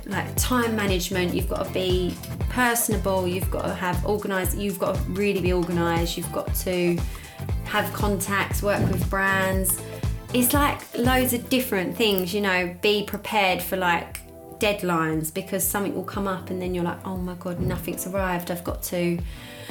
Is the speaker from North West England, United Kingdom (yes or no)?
no; Essex, East of England, United Kingdom; now in London, United Kingdom; I'm from Essex, so all my friends are glam Essex